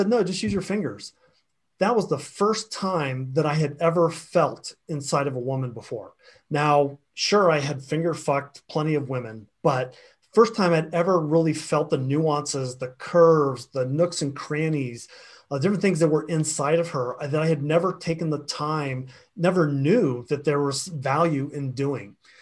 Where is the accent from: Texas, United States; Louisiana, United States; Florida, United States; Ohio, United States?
Florida, United States; I grew up in the South, in Florida, and had a very big Southern Baptist influence around me.